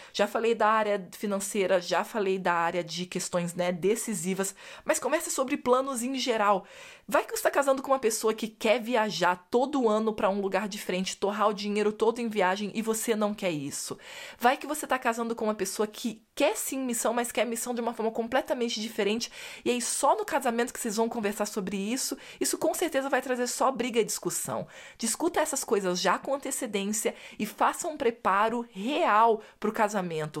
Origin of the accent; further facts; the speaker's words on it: Brazil; eu, como boa brasileira